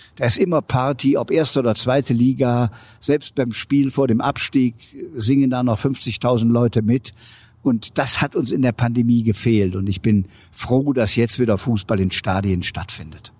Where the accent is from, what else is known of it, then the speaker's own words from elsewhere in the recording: Aachen, North Rhine-Westphalia, Germany; also born or lived in Munich; In Aachen, wo ich zu Hause bin